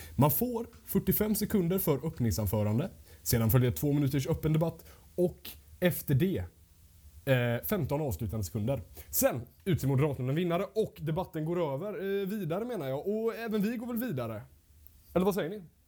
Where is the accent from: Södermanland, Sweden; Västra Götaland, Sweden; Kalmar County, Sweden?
Västra Götaland, Sweden; Gothenburg; now in Linköping, Sweden; jag kommer faktiskt från Göteborg